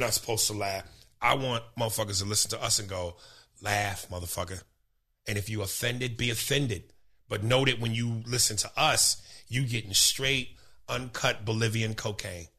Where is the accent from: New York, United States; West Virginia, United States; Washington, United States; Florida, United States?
New York, United States; also born or lived in New Jersey; I'm from New York. This is home.